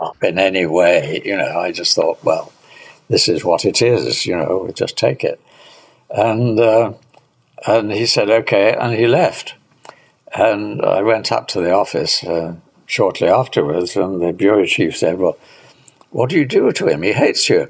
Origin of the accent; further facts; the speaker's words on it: United Kingdom; being a Brit